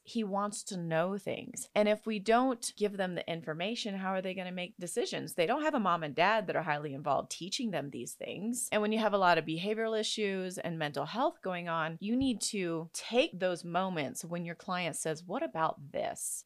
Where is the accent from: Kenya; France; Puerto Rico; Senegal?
Senegal; now in United States; I grew up in Senegal, West Africa.